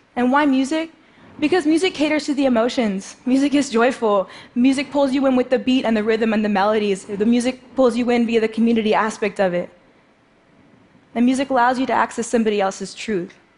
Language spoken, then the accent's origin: English; New York City, New York, United States; I grew up in New York City playing the drums